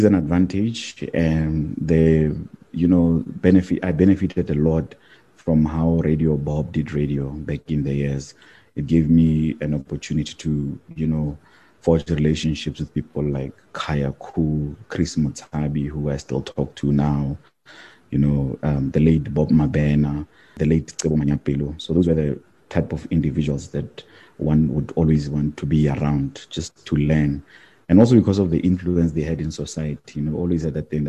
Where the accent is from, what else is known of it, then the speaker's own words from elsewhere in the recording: Mahikeng, North West, South Africa; I grew up in the Bophuthatswana homeland